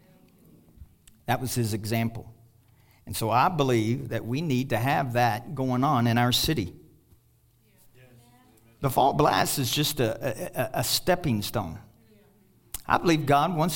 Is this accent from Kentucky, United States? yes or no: yes; Kentucky, United States; I'm from Kentucky